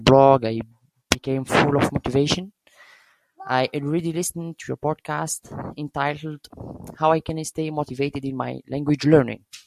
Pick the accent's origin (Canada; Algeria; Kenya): Algeria; English is a second language; I'm from Algeria